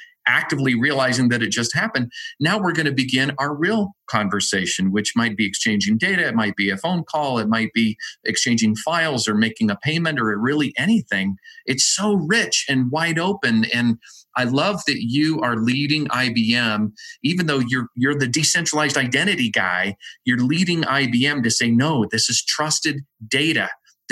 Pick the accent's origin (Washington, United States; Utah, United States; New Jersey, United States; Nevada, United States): Utah, United States; my home state of Utah